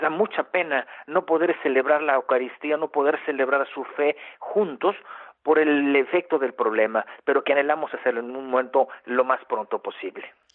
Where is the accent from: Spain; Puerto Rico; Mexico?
Mexico; now in Germany; yo soy mexicano